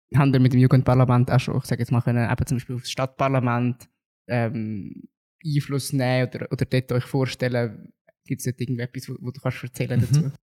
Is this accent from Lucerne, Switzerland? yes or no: no; Zug, Switzerland; Im Zug war es mal so gewesen, also dort, wo ich herkomme